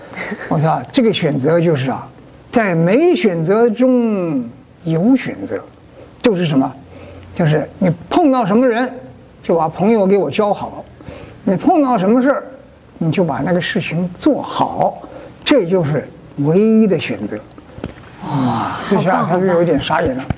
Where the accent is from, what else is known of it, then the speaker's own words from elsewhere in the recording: Beijing, China; moved away; 我回那个老家去啊，北平啊，呃，北京啊